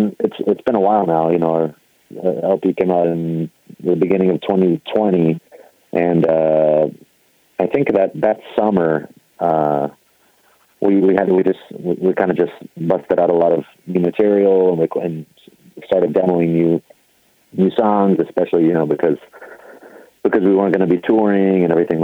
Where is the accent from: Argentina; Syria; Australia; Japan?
Argentina; moved away; I'm originally from Argentina. We moved here back in the 80s.